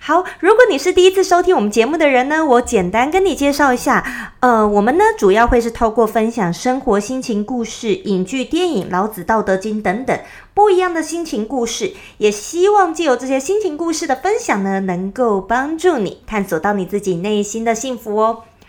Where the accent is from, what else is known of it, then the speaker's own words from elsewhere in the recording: Taipei, Taiwan; accent: Taiwanese Mandarin; 我在台北市长大的，所以呢，我讲的国语就是比较，呃，字正腔圆型的